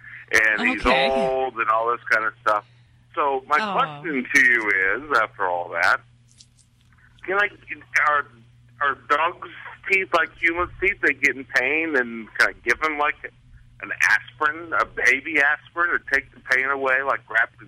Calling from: Phoenix, Arizona, United States; I'm calling from Phoenix.

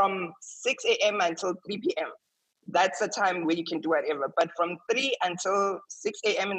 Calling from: Saudi Arabia; I'm in Saudi Arabia.

